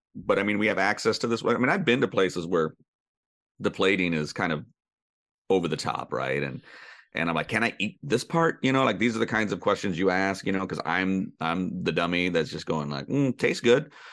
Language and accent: English; Sonoma County, California, United States; growing up in Sonoma County